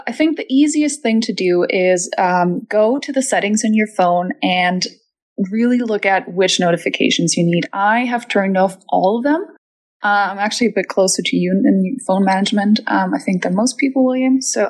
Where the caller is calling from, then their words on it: Germany; I'm calling from Germany